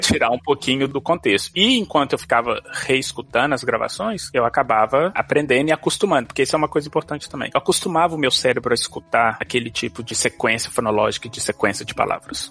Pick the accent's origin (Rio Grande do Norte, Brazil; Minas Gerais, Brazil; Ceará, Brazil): Minas Gerais, Brazil; Belo Horizonte; first language Portuguese; moved away as an adult; also born or lived in Austin, Texas; now in United States; Primeira vez que eu saí do Brasil pra vir pros Estados Unidos, eu lembro direitinho, eu saí de Belo Horizonte